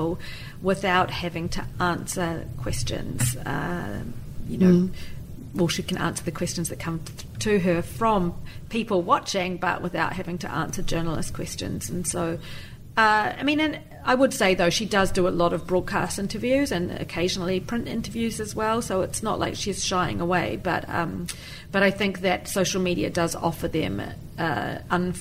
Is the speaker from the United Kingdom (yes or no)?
no; New Zealand; moved away as an adult